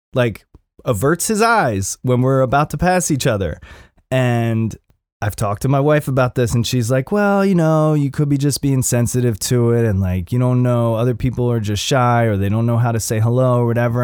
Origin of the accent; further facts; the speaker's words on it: Upper Darby, Pennsylvania, United States; moved away; I'm from, I'm from Upper Darby originally